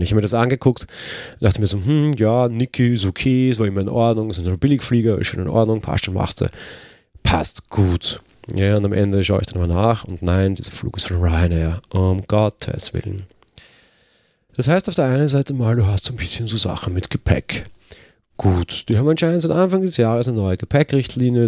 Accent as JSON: {"language": "German", "region": "Vienna", "country": "Austria", "said": "ich komme halt aus Wien"}